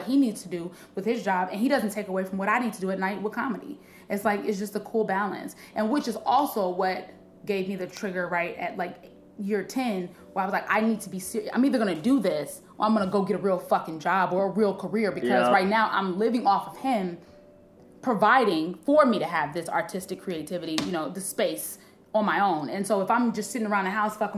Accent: Harvey, Illinois, United States; I'm from Harvey, Illinois

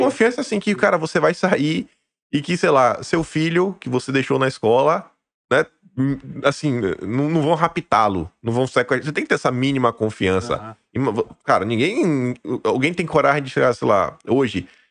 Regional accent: Brazil; nós somos brasileiros. No final do dia, nós somos brasileiros.

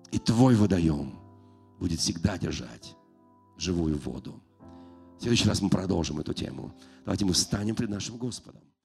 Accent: Moscow, Russia; я сам родился в Москве

